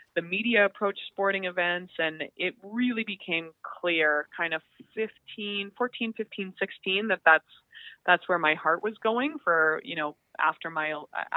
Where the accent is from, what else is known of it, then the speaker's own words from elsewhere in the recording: Calgary, Alberta, Canada; moved away as an adult; now in Toronto, Canada; I'm from Calgary, so I was very lucky to grow up in a city that had a significant Olympic legacy